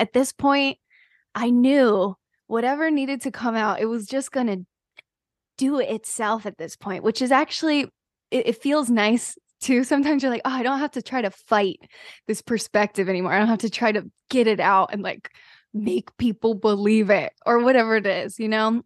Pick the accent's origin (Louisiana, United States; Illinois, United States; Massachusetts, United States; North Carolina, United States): North Carolina, United States; I am from North Carolina